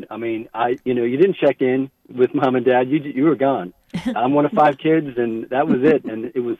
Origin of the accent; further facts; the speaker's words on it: New Jersey, United States; I mean, I'm 61 now, but when I grew up in Bergen County in New Jersey, you got on your bike and you were gone all day.